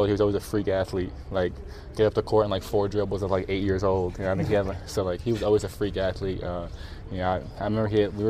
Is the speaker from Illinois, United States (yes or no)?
no; New York City, New York, United States; I'm from New York City, so it's really different, but beautiful.